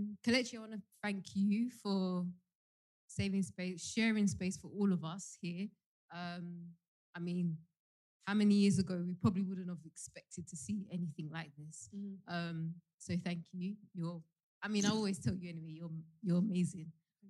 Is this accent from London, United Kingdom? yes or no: yes; Peckham, London, United Kingdom; I'm 37 from South London. Peckham, to be precise.